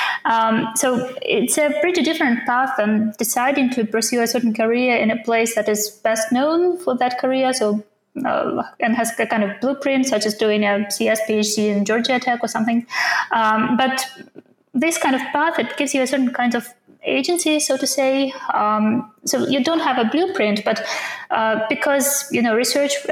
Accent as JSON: {"language": "English", "country": "Ukraine", "also_born_or_lived": "Japan / United States", "second_language": "English", "moved": "as an adult", "lives_now": "Copenhagen, Denmark", "said": "I come from Ukraine"}